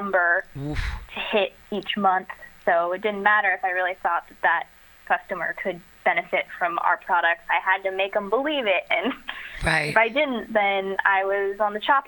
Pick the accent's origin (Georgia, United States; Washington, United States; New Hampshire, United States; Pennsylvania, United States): Washington, United States; Belfair; also born or lived in Spokane, Washington / Seattle, Washington; I grew up in the Seattle area. I actually grew up in a small town called Belfair, and then moved to Spokane to go to Gonzaga